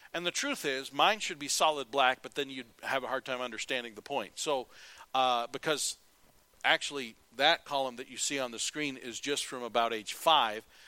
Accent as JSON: {"language": "English", "country": "United States", "said": "I'm an American"}